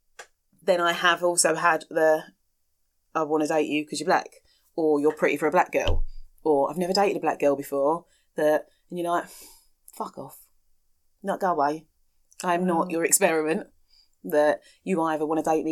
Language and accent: English; London, United Kingdom; moved away as an adult; now in Kent, United Kingdom; we're both from London